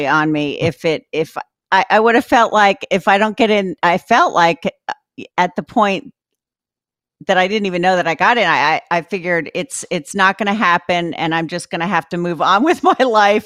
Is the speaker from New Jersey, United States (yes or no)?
yes; Sparta, New Jersey, United States; also born or lived in Miami, Florida; I was raised in Jersey because he was a captain